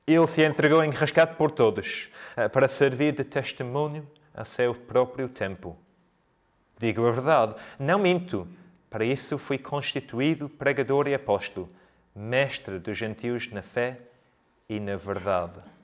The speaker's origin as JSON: {"language": "Portuguese", "country": "United Kingdom", "moved": "yes", "lives_now": "Coimbra, Portugal", "said": "sou britânico"}